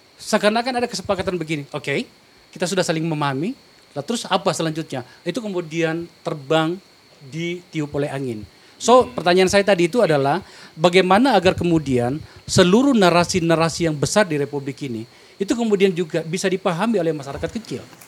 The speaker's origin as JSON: {"language": "Indonesian", "region": "South Sulawesi", "country": "Indonesia", "tie": "born or raised there", "moved": "yes", "said": "di Sulawesi Selatan, kampung saya"}